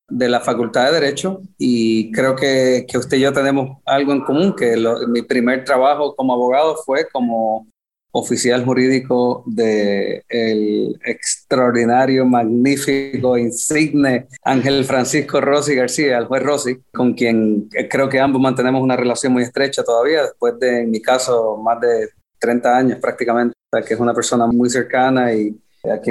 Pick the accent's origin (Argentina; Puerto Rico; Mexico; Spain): Puerto Rico; Soy puertorriqueño